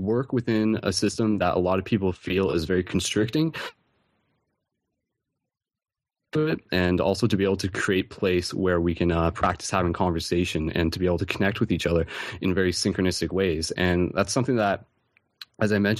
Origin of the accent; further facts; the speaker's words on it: London, Ontario, Canada; I'm actually from London, Ontario